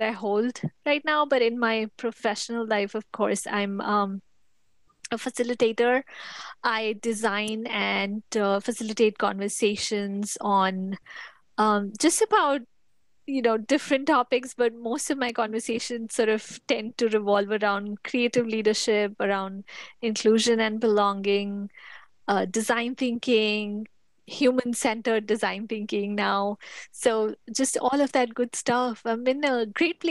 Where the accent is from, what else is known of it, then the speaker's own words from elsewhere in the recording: India; moved away as an adult; also born or lived in United States; now in Atlanta, United States; I was born and raised in India. That's where I lived for the first 20 something years of my life.